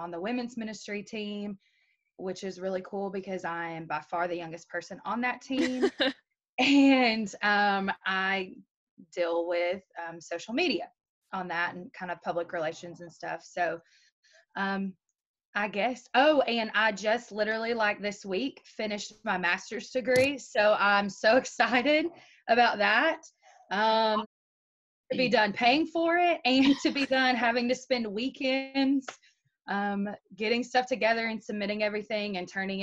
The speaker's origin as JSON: {"language": "English", "town": "Maryville", "region": "Tennessee", "country": "United States", "said": "I'm from Maryville, Tennessee"}